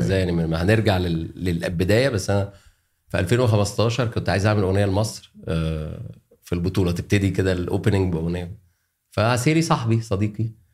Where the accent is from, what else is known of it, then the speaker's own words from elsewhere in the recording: Alexandria, Alexandria Governorate, Egypt; moved away as an adult; now in Cairo, Egypt; انا عشان اسكندراني